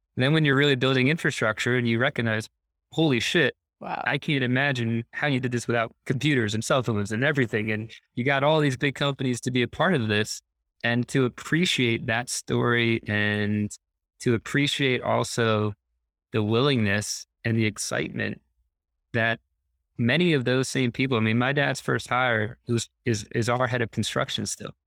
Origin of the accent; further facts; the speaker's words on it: New Jersey, United States; I grew up on a horse farm in New Jersey